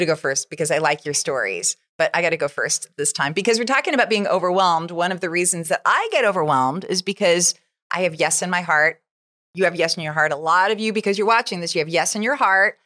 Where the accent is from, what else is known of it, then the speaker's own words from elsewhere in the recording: United States; I'm an American